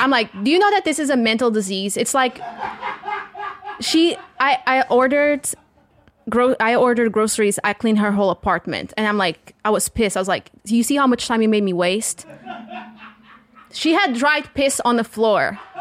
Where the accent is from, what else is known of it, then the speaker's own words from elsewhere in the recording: the South, Portugal; accent: strong, thick southern accent; first language Portuguese; English is a second language; now in United States; I'm from the South and you have a very, we have a very strong, thick accent